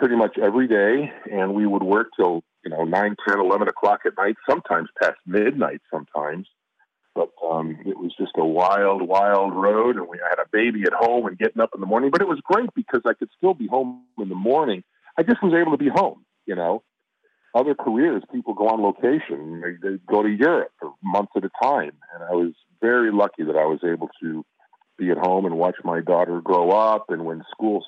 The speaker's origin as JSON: {"language": "English", "town": "Chicago", "region": "Illinois", "country": "United States", "tie": "born or raised there", "moved": "yes", "lives_now": "Los Angeles, United States", "said": "my hometown"}